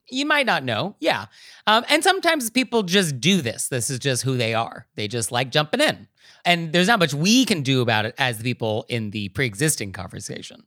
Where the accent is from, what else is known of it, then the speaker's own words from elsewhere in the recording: San Francisco, California, United States; I'm from San Francisco